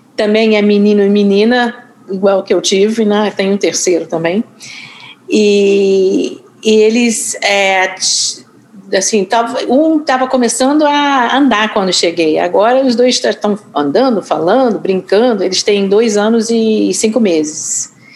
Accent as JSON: {"language": "Portuguese", "town": "Boston", "region": "Massachusetts", "country": "United States", "tie": "born or raised there", "also_born_or_lived": "Rio de Janeiro, Brazil", "accent": "carioca", "second_language": "Portuguese", "moved": "as an adult", "lives_now": "New York, United States", "said": "eu sou norte-americana, nascida em Boston, Massachusetts mas eu vim embora dos Estados Unidos aos 26 anos, cheguei no Brasil em 81."}